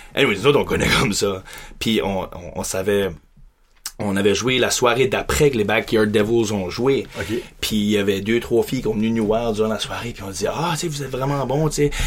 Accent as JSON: {"language": "French", "town": "Beresford", "region": "New Brunswick", "country": "Canada", "tie": "born or raised there", "said": "je suis grandi, je suis un Acadien, grandi à Beresford"}